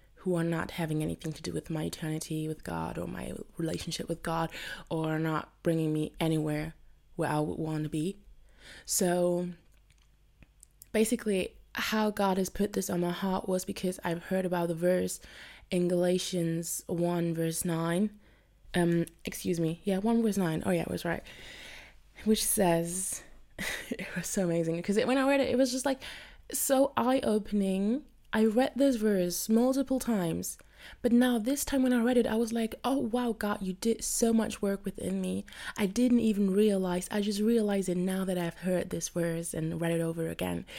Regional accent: Germany; I'm from Germany.

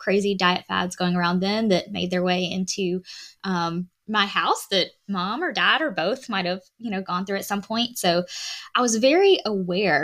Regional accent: Alabama, United States; I am a Southern girl. I'm from Alabama

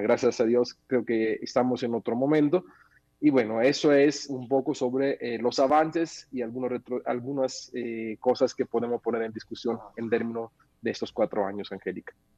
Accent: Mexico; como ciudadano mexicano

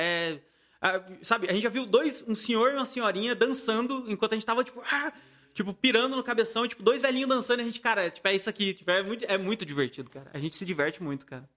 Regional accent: Paraíba, Brazil; moved away; eu sou da Paraíba, né? Eu sou nordestino.

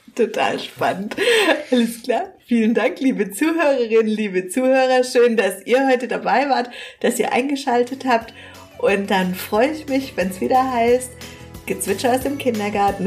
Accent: Southern Germany, Germany; hier bei uns in Süddeutschland

